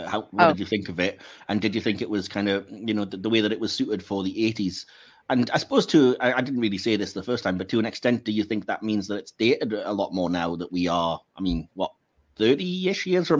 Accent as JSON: {"language": "English", "country": "United Kingdom", "said": "I'm British."}